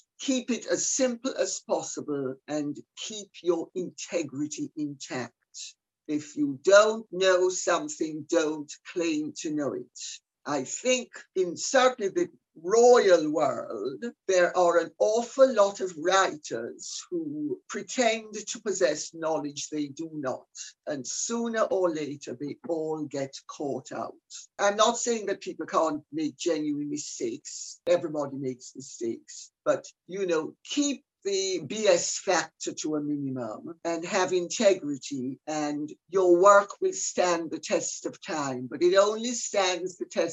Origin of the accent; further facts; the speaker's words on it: Jamaica; I'm Jamaican